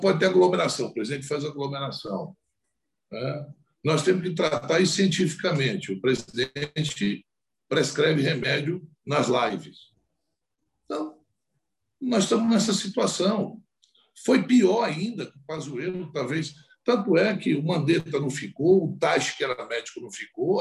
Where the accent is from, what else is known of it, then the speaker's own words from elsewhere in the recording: Brazil; como brasileiro